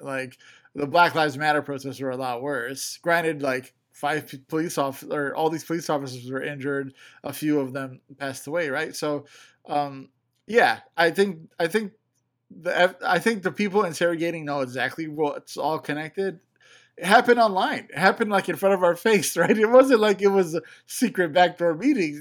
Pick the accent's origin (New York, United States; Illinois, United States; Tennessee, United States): Illinois, United States; Chicago; I'm from Chicago